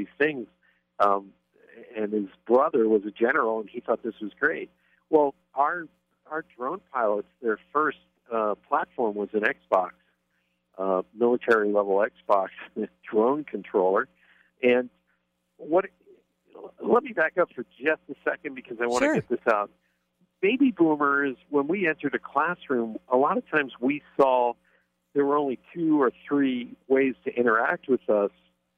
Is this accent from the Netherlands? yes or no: no; Pennsylvania, United States; I grew up in Pennsylvania